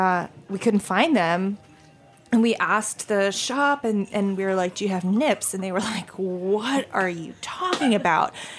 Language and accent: English; Maine, United States; I grew up in Maine